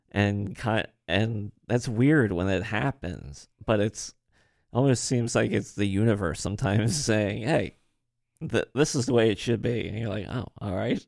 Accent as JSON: {"language": "English", "town": "Harrisburg", "region": "Pennsylvania", "country": "United States", "tie": "born or raised there", "also_born_or_lived": "Baltimore, Maryland", "accent": "a little bit of Marylander", "said": "I'm from Pennsylvania"}